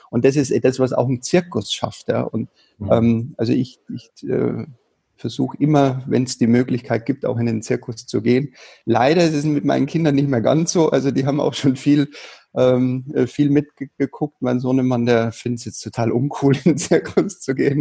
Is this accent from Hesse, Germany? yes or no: no; Bavaria, Germany; ich bin ja in Bayern groß geworden